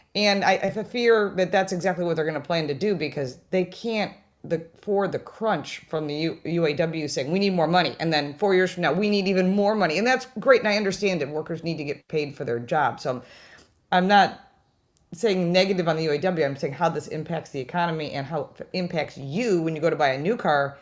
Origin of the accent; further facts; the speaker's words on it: Detroit, Michigan, United States; moved away; also born or lived in Western New York; I'm originally from Detroit